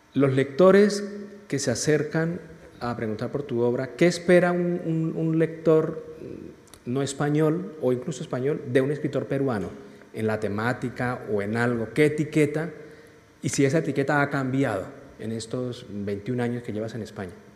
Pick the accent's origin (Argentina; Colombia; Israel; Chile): Colombia; moved away as an adult; now in Spain; yo como colombiano, vine a estudiar y, luego me quedé trabajando y aquí sigo